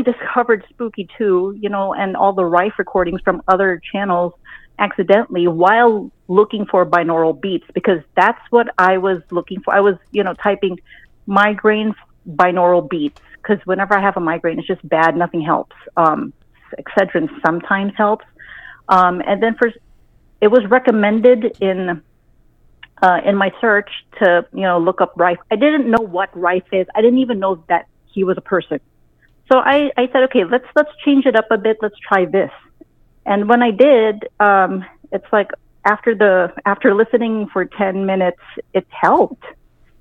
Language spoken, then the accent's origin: English; Waianae, Hawaii, United States; now in El Paso, United States; I'm a Hawaiian. I'm from Hawaii